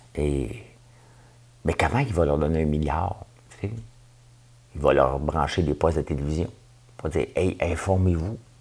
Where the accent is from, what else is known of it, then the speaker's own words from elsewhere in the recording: Quebec, Canada; je suis québécois.